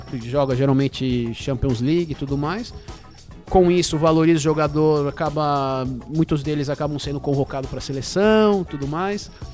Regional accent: Brazil; now in England; E nós somos brasileiros

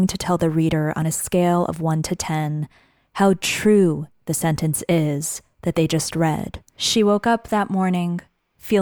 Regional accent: Great Neck, New York, United States; I'm Iranian American. I grew up in a tight-knit immigrant community in a town called Great Neck

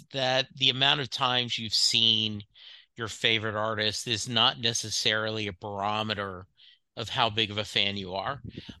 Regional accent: Louisiana, United States; growing up in Southwest Louisiana, like the way I did, you did not see Bruce a lot.

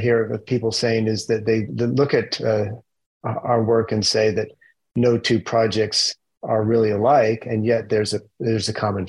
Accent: Utah, United States; moved away as an adult; also born or lived in Pacific Northwest / Japan; I grew up in Utah

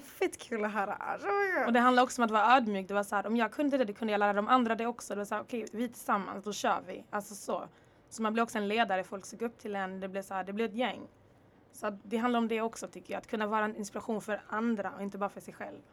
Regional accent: Örebro, Örebro County, Sweden; also born or lived in Congo / Rwanda / Dalby / Netherlands; now in Lund, Sweden; jag repar faktiskt Örebro också, 019, jag svär. Det är faktiskt där jag växte upp, det är där min barndom är

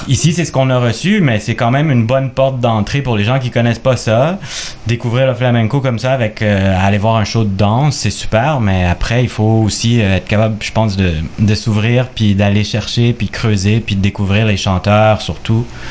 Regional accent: Quebec, Canada; québécois d'origine chilienne

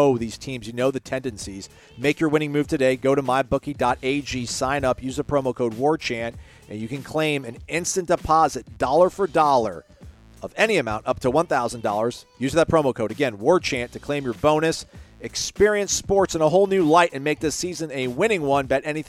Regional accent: Apopka, Florida, United States; which happens to be in my hometown of Apopka, Florida. Go Noles, beat the Tigers.

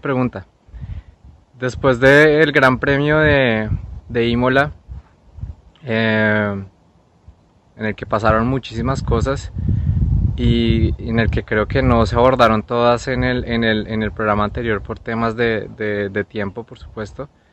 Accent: Colombia; now in Sweden; soy colombiano como Diego

